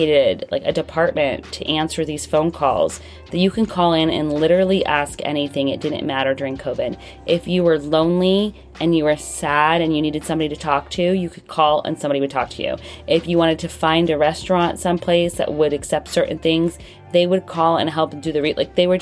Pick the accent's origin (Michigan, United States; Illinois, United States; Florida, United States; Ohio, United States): Florida, United States; I grew up in Florida